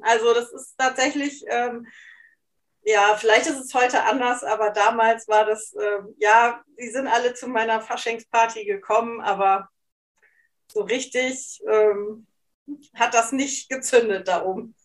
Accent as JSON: {"language": "German", "area": "Hesse, then East Frisia", "region": "Lower Saxony", "country": "Germany", "tie": "born or raised there", "moved": "as an adult", "lives_now": "Cologne, Germany", "said": "ich bin in Hessen erst aufgewachsen, bevor ich nach Ostfriesland gezogen bin mit meinen Eltern"}